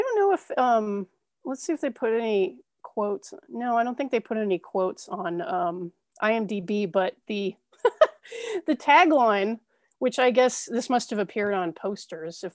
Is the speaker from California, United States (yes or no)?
yes; Ventura County, California, United States; I grew up in Ventura County, California.